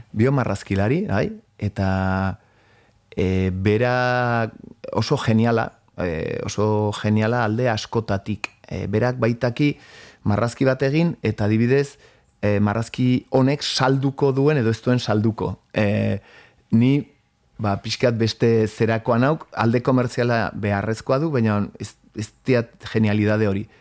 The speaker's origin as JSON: {"language": "Basque", "town": "Pamplona", "region": "Navarre", "country": "Spain", "tie": "born or raised there", "also_born_or_lived": "Elizondo, Baztan / Northern Basque Country (France)", "moved": "yes", "lives_now": "France"}